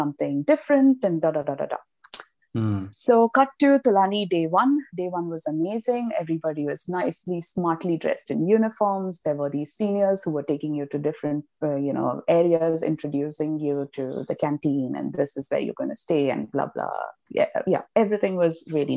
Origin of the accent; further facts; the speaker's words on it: Mumbai, Maharashtra, India; I came from Bombay. It's really crowded and there's no space and humid and whatever, polluted